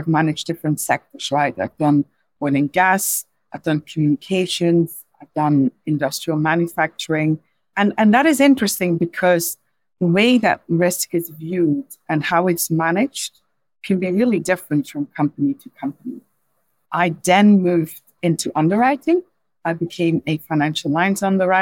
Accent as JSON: {"language": "English", "country": "Belgium", "tie": "born or raised there", "second_language": "English", "moved": "as an adult", "lives_now": "London, United Kingdom", "said": "So as you could probably hear from my accent, I'm not a native English speaker. I was actually born in Belgium"}